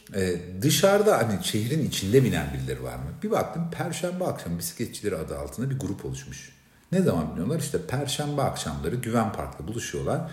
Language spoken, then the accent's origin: Turkish; Turkey; ben Türk'üm